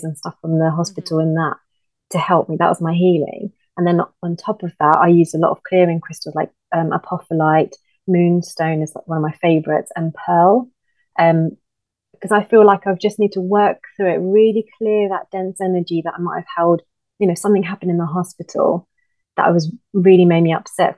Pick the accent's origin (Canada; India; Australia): India; moved away; growing up in India, like with Indian families, like my uncles